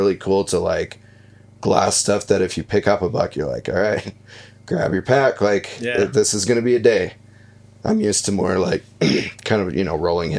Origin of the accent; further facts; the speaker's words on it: Montana, United States; I grew up in Montana